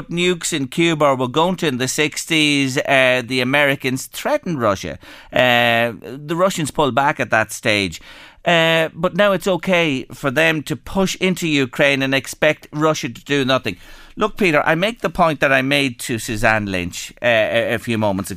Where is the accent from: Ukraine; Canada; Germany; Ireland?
Ireland; I was born in Ireland, a democratic country